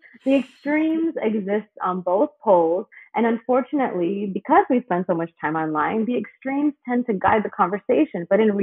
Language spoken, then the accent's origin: English; India; And I'm from India.